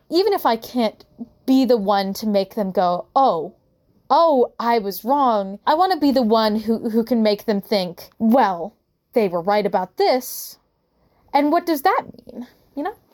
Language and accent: English; Utah, United States; also born or lived in California; Growing up in Utah